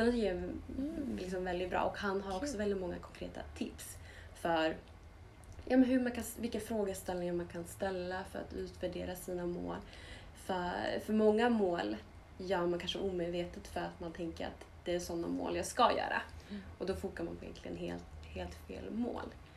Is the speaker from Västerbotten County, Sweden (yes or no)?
no; Linköping, Östergötland, Sweden; vi är båda uppvuxna i Linköping och pluggade på samma skola